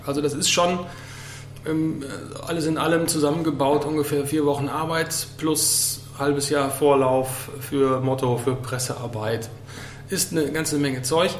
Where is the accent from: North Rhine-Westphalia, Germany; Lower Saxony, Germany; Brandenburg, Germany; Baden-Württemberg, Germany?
North Rhine-Westphalia, Germany; Sauerland; moved away as an adult; now in Baltrum, Germany; bin gebürtig aus dem Sauerland und jetzt seit 13 Jahren hier auf Baltrum